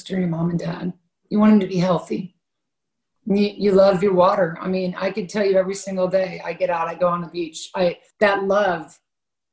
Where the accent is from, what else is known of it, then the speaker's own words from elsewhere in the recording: Kansas, United States; I was born and raised in Kansas by a Republican father